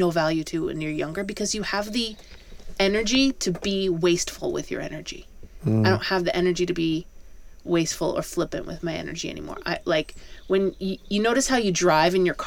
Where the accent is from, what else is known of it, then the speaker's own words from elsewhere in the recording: around New York City, United States; growing up around New York City